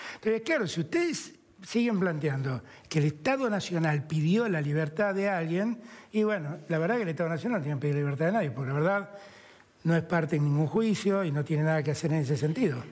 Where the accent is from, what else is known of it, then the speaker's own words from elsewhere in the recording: Argentina; nosotros como argentinos